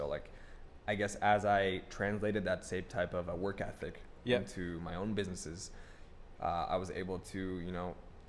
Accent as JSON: {"language": "English", "country": "Philippines", "said": "But I'm Filipino, so like."}